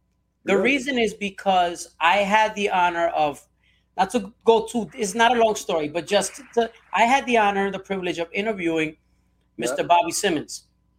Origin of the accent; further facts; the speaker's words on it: Puerto Rico; I'm also Puerto Rican myself.